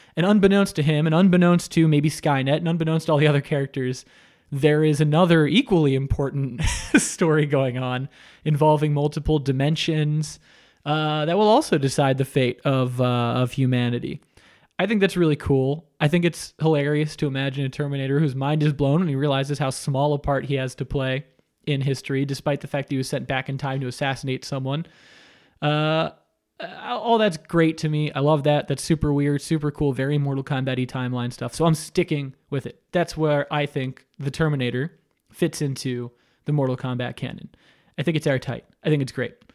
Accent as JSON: {"language": "English", "town": "Coral Springs", "region": "Florida", "country": "United States", "moved": "yes", "lives_now": "Los Angeles, United States", "said": "myself and Mike Drucker and Dan Hernandez are all from Coral Springs, Florida"}